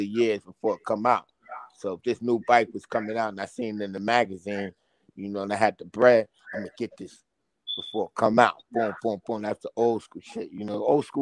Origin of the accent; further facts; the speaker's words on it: New York City, New York, United States; accent: Brooklyn; also born or lived in Jersey City, New Jersey; I was born in Jersey City and raised in Brooklyn